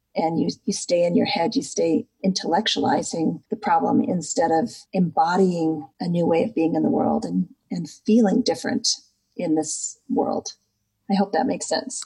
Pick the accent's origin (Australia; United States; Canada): United States; Midwest; I grew up in the United States in the Midwest